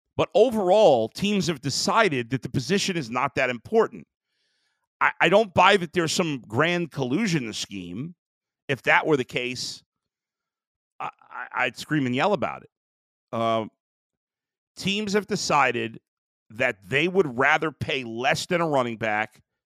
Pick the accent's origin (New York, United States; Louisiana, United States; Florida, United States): New York, United States; moved away as an adult; now in Cleveland, United States; I was born and raised in New York, um, lived most of my life there, but I've spent the last twelve years in Cleveland.